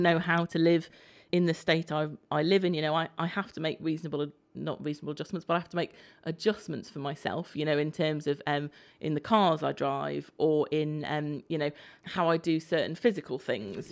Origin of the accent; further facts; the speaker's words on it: Isle of Man; moved away; I grew up on the Isle of Man